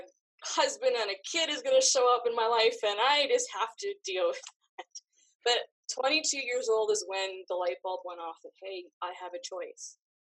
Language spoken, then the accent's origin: English; Canada; I grew up in Canada, where we're free to do whatever we want.